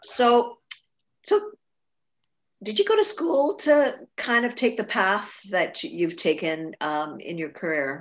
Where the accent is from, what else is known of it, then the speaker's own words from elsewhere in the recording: Trinidad & Tobago; I grew up in Trinidad